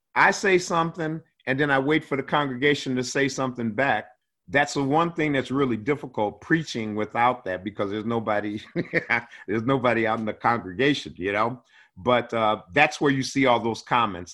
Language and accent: English; Cleveland, Ohio, United States; now in Spokane, United States; I'm an Ohio boy. Yeah, born and raised in Cleveland